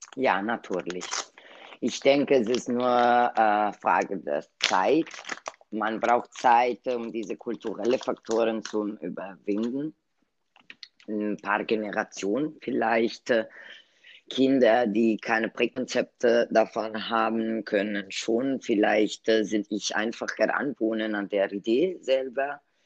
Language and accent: German; Italy; German is a second language; moved away; als Italienerin